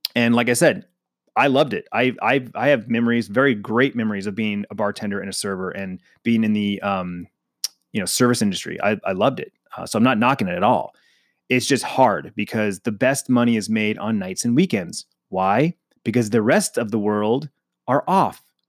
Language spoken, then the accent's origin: English; Phoenix, Arizona, United States; born and raised in Phoenix, Arizona. I'm a native, which is rare